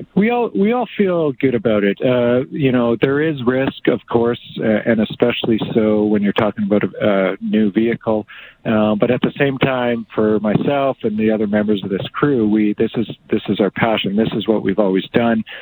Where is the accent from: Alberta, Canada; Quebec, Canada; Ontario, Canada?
Alberta, Canada; Two Hills; also born or lived in Fort Saskatchewan, Alberta; I was born in Fort Saskatchewan, you but I was mostly raised on our family farm. We we moved shortly thereafter, and uh, that farm is just located east of Two Hills. So I grew up on that cattle farm